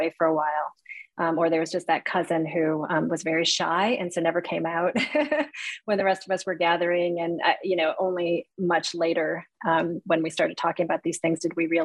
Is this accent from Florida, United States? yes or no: no; Cleveland, Ohio, United States; I was born here in the United States. And we lived in a pretty not ethnically diverse community on the west side of Cleveland